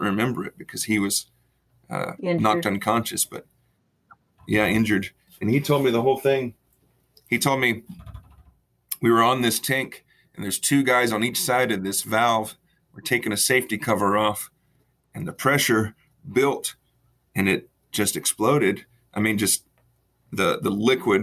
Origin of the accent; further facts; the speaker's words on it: Freeport, Texas, United States; I was born and raised in Freeport, Texas, south of Houston, right on the coast